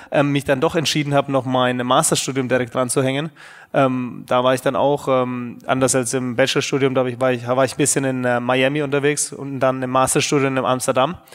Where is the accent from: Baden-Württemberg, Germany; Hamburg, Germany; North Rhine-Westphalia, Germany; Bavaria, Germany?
Bavaria, Germany; Nuremberg; bin ähm, gebürtiger Nürnberger. Man wird es vielleicht auch noch hören in den nächsten ähm, ein bis zwei Stunden, dass man ab und zu rauskommt. Ähm, ja, in Nürnberg bin ich ehrlich gesagt aufgewachsen